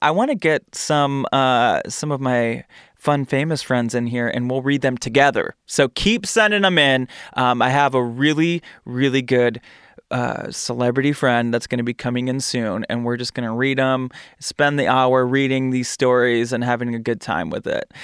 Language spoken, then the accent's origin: English; Michigan, United States; I'm from Michigan.